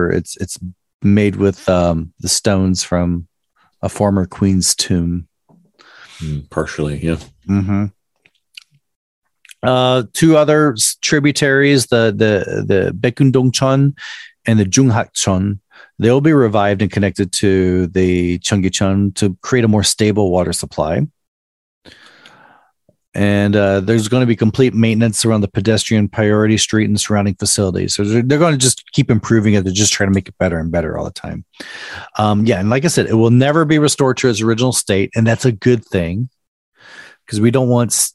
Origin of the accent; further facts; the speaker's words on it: Chattanooga, Tennessee, United States; I grew up a bit in Chattanooga, Tennessee, which is Rock See Rock City, See Ruby Falls. It's full of tourist traps.